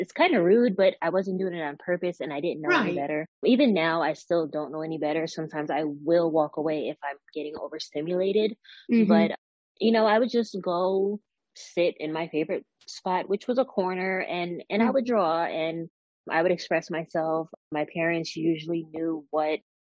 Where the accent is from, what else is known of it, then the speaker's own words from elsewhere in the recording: Westchester County, New York, United States; also born or lived in Georgia; I'm from New York. I'm not from like NYC, Manhattan. I'm from Westchester County, New York